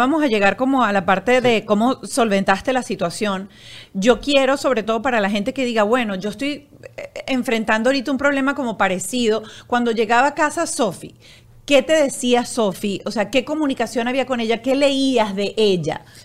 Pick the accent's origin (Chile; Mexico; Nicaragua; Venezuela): Venezuela; los que somos venezolanos